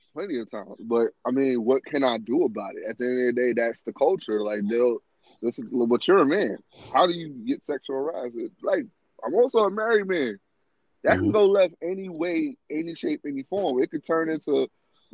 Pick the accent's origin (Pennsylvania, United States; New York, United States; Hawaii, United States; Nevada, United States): New York, United States; New York City; moved away; I'm from New York